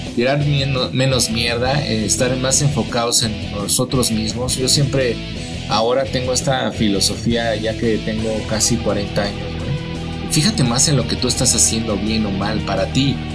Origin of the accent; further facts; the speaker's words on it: Mexico; nosotros que somos mexicanos